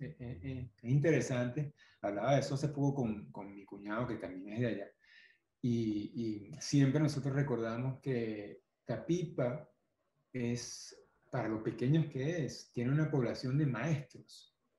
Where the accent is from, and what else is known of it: Guarenas, Miranda, Venezuela; born or raised there; also born or lived in Caracas / Tapipa, Barlovento